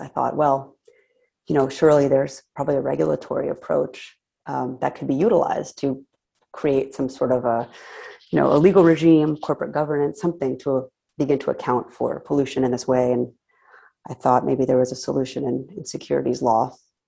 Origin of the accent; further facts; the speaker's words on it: San Diego, California, United States; I grew up in San Diego